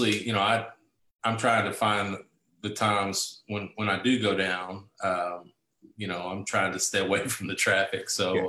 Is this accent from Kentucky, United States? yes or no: yes; Bowling Green, Kentucky, United States; Bowling Green, it's my hometown. It's where I'm from. And we live on 10 acres on a small farm here.